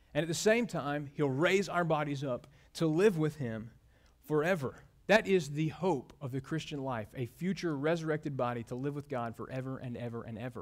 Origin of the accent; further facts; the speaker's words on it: Mobile, Alabama, United States; moved away; my hometown, Mobile, Alabama